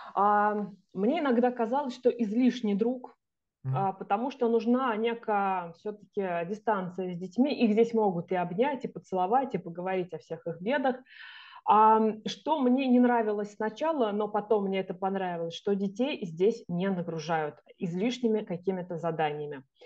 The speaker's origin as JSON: {"language": "Russian", "country": "Russia", "moved": "as an adult", "lives_now": "Zagreb, Croatia", "said": "у меня там написано, что я из России"}